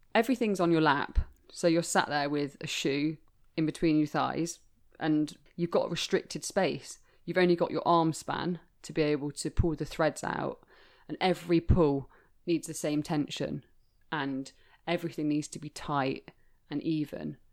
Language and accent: English; Leicester, East Midlands, United Kingdom; I'm from Leicester, which once was the capital of women's shoemaking